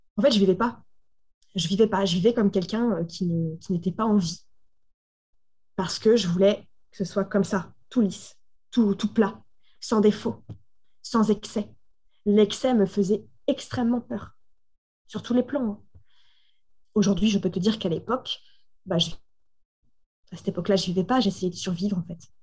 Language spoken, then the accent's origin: French; Normandy, France; je suis originaire donc, de Normandie